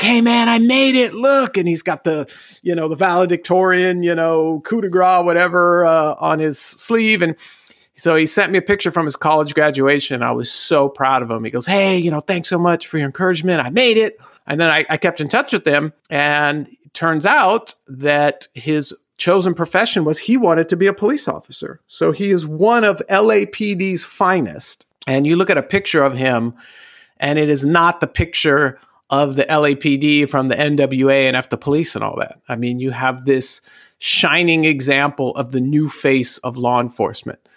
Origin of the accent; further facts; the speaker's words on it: Southern California, United States; born and raised in Southern California.